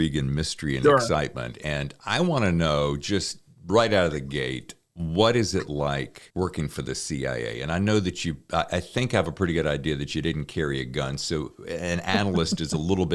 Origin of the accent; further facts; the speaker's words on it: the South, United States; now in California, United States; I'm from the South